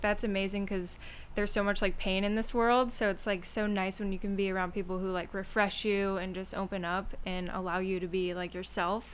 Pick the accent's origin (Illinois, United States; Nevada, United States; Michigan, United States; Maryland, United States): Michigan, United States; moved away as an adult; I'm from Michigan, so I literally came across the country